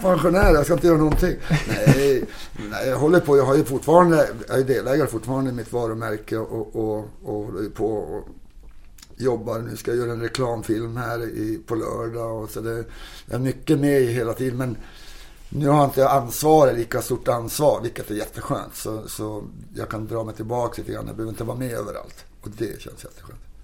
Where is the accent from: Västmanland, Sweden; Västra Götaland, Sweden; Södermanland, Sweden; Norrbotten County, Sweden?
Norrbotten County, Sweden; Kiruna; also born or lived in Toronto, Canada; now in Stockholm, Sweden; åka hem till mina hemtrakter i Kiruna där var vi kommer ifrån